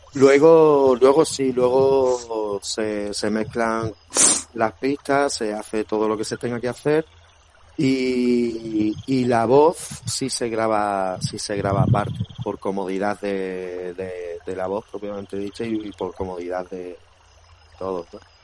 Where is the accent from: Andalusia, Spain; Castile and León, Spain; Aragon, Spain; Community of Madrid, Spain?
Andalusia, Spain; Granada; accent: granadino; also born or lived in Badajoz; soy nacido allí en Badajoz, pero pero criado aquí en Granada